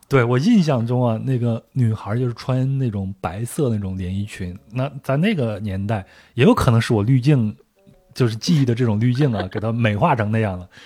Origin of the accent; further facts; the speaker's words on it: Henan, China; accent: Henan dialect; 我们河南话啊，就是我老家的嗯。话